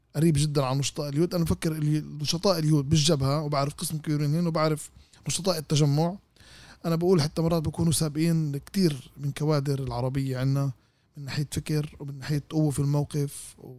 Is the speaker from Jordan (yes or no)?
no; Israel; احنا الجزء الاصيل من الشعب الفلسطيني اللي موجودين بين فك اسرائيل